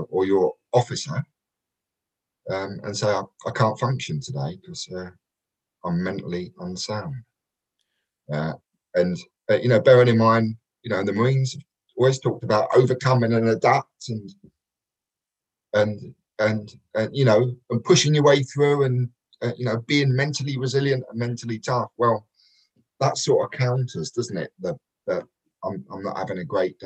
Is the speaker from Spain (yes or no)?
no; London, United Kingdom; moved away; also born or lived in Kent; I was brought up in Peckham, a place called Nunhead, which is right near Peckham, and then sort of moved out to Kent a little bit later